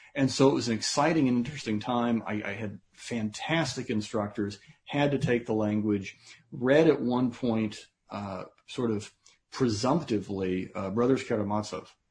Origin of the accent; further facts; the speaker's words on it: United States; I'm an American